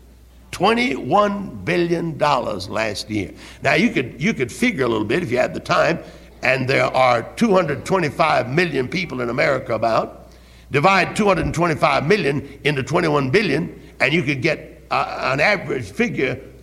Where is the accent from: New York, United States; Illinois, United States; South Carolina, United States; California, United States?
South Carolina, United States; Greenville; I was from Greenville